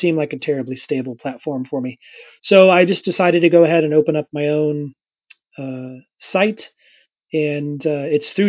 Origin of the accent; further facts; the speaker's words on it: Indiana, United States; I'm from Indiana